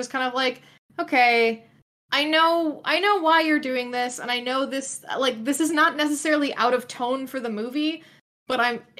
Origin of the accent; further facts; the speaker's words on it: United States; as an American person